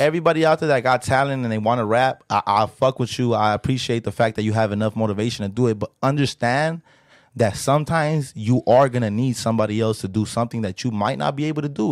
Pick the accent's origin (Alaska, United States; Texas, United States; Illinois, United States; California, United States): California, United States; Los Angeles; I'm from South Central L